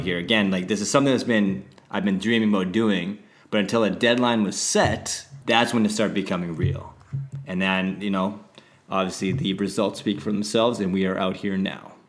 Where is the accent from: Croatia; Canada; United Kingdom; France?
Canada; Saskatoon, Saskatchewan; moved away; also born or lived in Vancouver; originally from Saskatoon, Saskatchewan